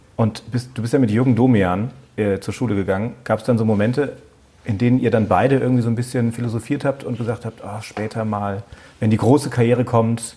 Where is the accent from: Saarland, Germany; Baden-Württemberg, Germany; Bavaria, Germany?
Saarland, Germany; now in Frankfurt, Germany; Aber wir kommen hier beide aus dem Saarland